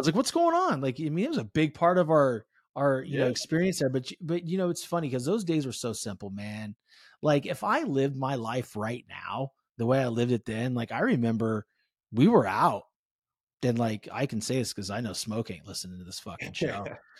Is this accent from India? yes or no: no; California, United States; I'm originally from the Bay Area in California. So, you know, I mean, talk about fast paced living.